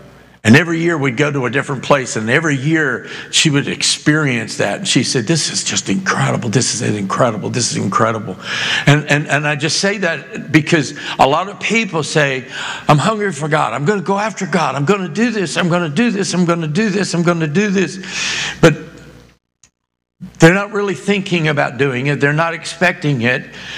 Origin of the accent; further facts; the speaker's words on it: Boston, Massachusetts, United States; born there; also born or lived in New Hampshire / Maine; because I was born in Boston, but I lived almost 8 years of my childhood, even though I moved like 20 times before I even graduated high school, but about almost 8 years of my life in Massachusetts and New Hampshire, Maine, that area.